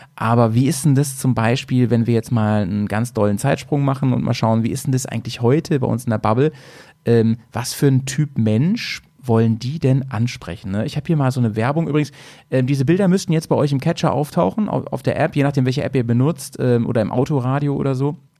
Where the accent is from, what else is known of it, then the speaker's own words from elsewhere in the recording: Germany; bei uns in Deutschland